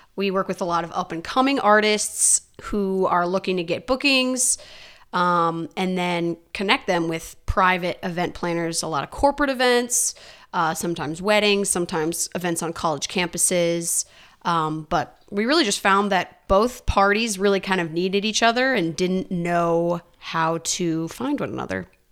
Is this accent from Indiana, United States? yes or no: yes; Northern Indiana, United States; moved away as an adult; now in Nashville, United States; I am from Northern Indiana